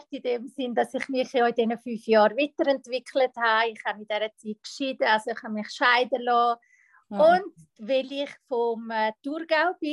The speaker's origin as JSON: {"language": "German", "country": "Italy", "second_language": "German", "said": "ich {S1} bin Italienerin. Bei uns in Italien ist es so, äh, die Frau darf gewisse Sachen nicht und muss ihren Platz sein"}